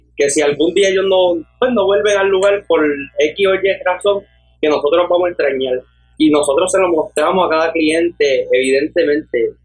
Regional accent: Aguadilla, Puerto Rico; Actualmente tengo 18 años de edad y soy de Aguadilla

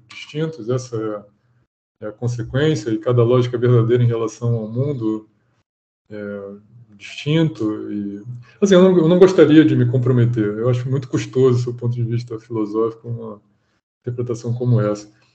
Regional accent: Rio de Janeiro, Brazil; eu sou natural do Rio

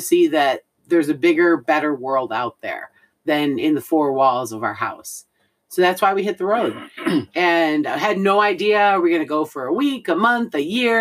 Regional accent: North Carolina, United States; We're from North Carolina. We live in North Carolina officially.

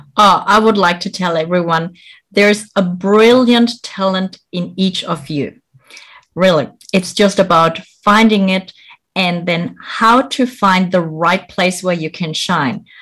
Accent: Germany; moved away as an adult; also born or lived in Bolivia / France / United Kingdom / Malaysia; I was born in Bolivia, South America. I grew up here in Germany.

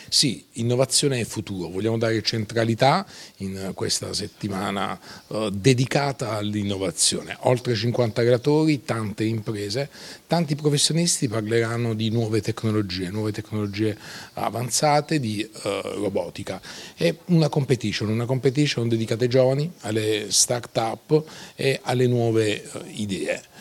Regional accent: Taranto, Apulia, Italy; per me un sogno era fare un evento nella mia città, perché anche se sono tarantina ho iniziato a lavorare a Milano, Monte Carlo, Firenze e a Taranto purtroppo ancora no

